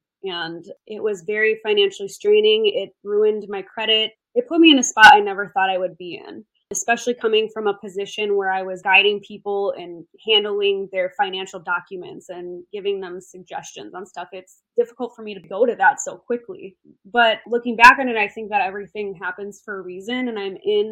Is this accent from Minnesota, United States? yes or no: yes; southwest Minnesota, United States; moved away as an adult; also born or lived in Arizona; my hometown is a small town in southwest Minnesota